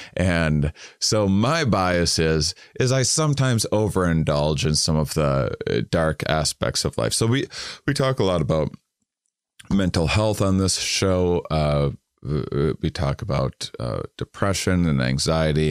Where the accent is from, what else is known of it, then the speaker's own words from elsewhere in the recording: Wisconsin, United States; I'm from Wisconsin